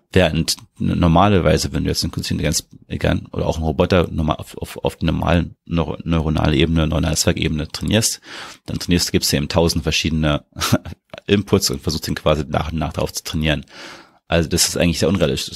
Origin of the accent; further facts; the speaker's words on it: Berlin, Germany; ich bin ja aus, in Berlin geboren aufgewachsen